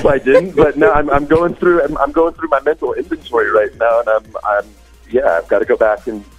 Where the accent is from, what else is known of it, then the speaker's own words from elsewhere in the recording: Silicon Valley, California, United States; also born or lived in South Africa; now in Johannesburg, South Africa; I was actually born in the States, but to a complete South African family. My dad was working for IBM in Cape Town, and they took him to Silicon Valley in California. So I was raised there, but I'm a proud South African back, just with a silly accent.